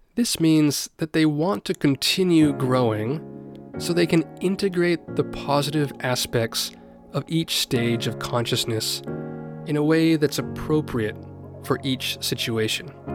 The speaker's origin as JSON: {"language": "English", "country": "United States", "moved": "yes", "lives_now": "Japan", "said": "my home country, the United States"}